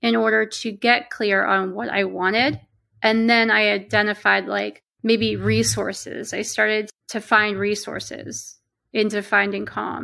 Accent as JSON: {"language": "English", "region": "Pennsylvania", "country": "United States", "also_born_or_lived": "Pittsburgh, Pennsylvania", "said": "I'm from Pennsylvania and I live in central Pennsylvania now, but I lived in the western part of the state for about 10 years in Pittsburgh"}